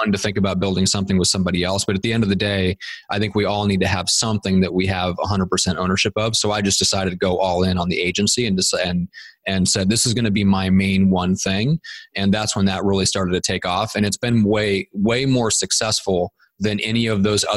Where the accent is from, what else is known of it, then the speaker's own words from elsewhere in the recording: Nebraska, United States; moved away as an adult; now in San Diego, United States; we're both from my hometown in Nebraska.